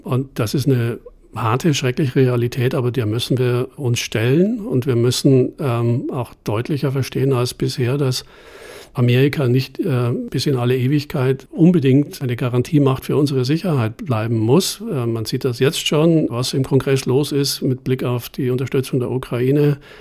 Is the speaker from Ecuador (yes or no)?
no; Germany; als Deutscher